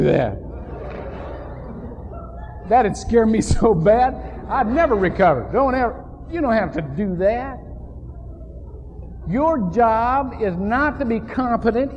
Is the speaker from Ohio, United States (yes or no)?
yes; Shelby, Ohio, United States; When I was growing up in Shelby, Ohio